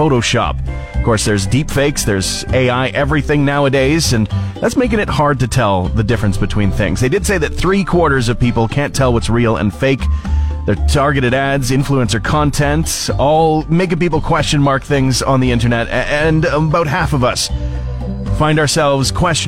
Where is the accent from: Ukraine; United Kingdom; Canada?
Canada; Fort McMurray, Alberta; I remember growing up in Fort McMurray